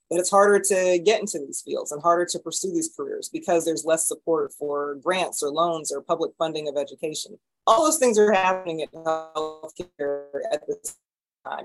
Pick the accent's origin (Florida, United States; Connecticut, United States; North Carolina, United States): North Carolina, United States; Raleigh; moved away as an adult; also born or lived in Atlanta, Georgia / Baltimore, Maryland; now in St. Louis, United States; I grew up in North Carolina in Raleigh.